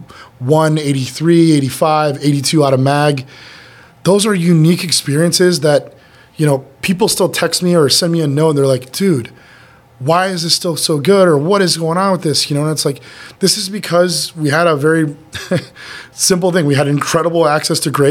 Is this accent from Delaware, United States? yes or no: no; Chicago, Illinois, United States; I'm from Chicago